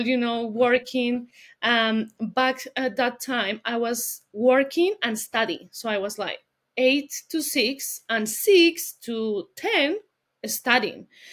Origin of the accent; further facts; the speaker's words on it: Colombia; English is a second language; moved away as an adult; also born or lived in Bogota, Colombia; now in London, United Kingdom; I'm from Colombia. I'm originally from Colombia.